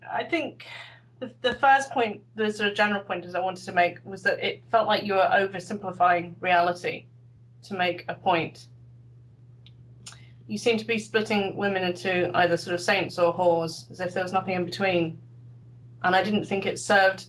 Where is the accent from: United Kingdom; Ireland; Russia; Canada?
United Kingdom; this is probably just the way I speak because I'm British